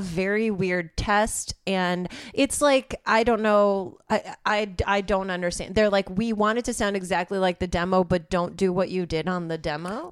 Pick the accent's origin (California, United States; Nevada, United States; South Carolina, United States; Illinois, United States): Illinois, United States; suburbs of Chicago; moved away as an adult; now in Los Angeles, United States